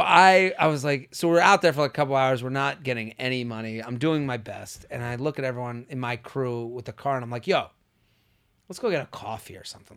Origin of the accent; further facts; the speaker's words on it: Boston, Massachusetts, United States; moved away as an adult; also born or lived in Pennsylvania; I'm from Boston